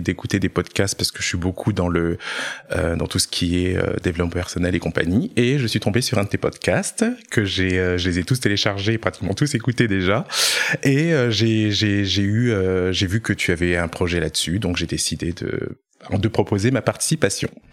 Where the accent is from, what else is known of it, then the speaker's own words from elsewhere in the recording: Orléans, Centre-Val de Loire, France; moved away; je viens d'Orléans à la base